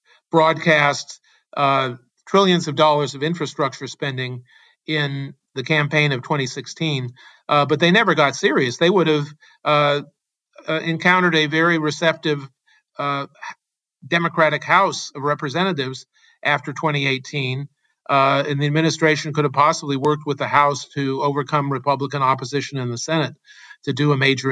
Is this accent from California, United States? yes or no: yes; Berkeley, California, United States; In my hometown of Berkeley, California